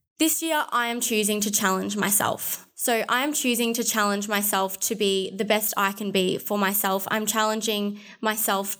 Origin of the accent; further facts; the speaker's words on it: Alice Springs, Northern Territory, Australia; I'm from Alice